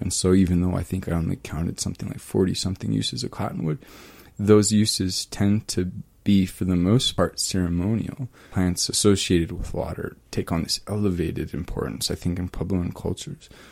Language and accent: English; East Kansas, United States; moved away; also born or lived in Germany; I was born in Germany, but I, I grew up in East Kansas, and my hometown in East Kansas is built on top of a confluence of springs